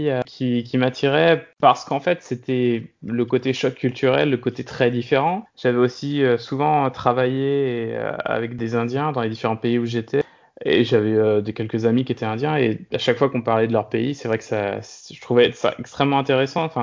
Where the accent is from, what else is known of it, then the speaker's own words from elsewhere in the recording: Brest, Brittany, France; now in Culemborg, Netherlands; j'ai passé la plupart de mon enfance en, Bretagne, à Brest. C'est un peu ce que je considère comme euh, la maison. En ce moment, donc, euh, je vis aux Pays-Bas, dans une petite ville qui s'appelle Culembor qui est au sud d'Utrecht